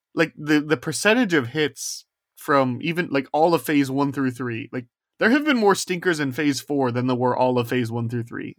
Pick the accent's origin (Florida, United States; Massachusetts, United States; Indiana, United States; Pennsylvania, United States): Indiana, United States; I'm from Indiana